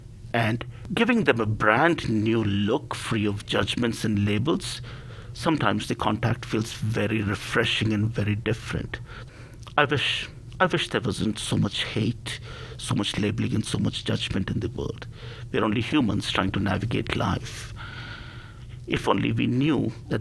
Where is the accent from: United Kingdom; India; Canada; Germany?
India; moved away; I was originally born and raised in India